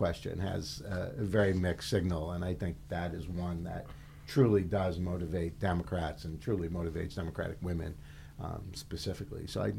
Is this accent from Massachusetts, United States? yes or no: yes; Boston, Massachusetts, United States; I'm from Boston